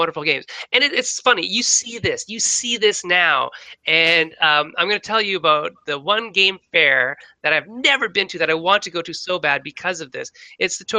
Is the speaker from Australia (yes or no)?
no; Canada; being a Canadian-born Chinese person